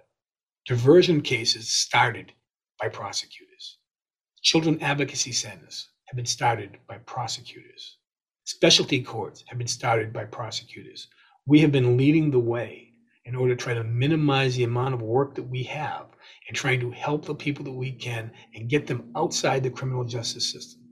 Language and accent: English; West Bridgewater, Massachusetts, United States; I grew up in West Bridgewater.